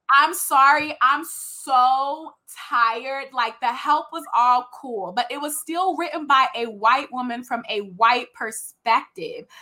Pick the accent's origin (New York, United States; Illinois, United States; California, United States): California, United States; Richmond; also born or lived in Oregon; I'm from Richmond